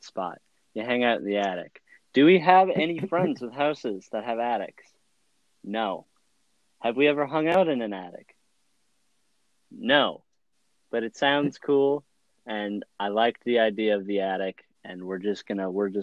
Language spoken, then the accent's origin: English; Madison, Wisconsin, United States; We're from the Madison, Wisconsin area